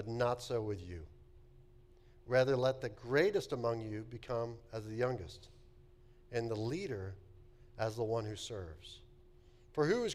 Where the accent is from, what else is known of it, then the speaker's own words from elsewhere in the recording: Texas, United States; moved away; I grew up in Texas